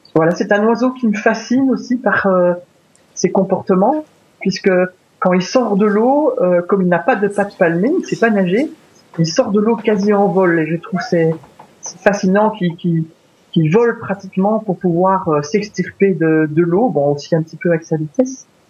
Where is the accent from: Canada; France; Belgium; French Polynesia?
Belgium; je suis belge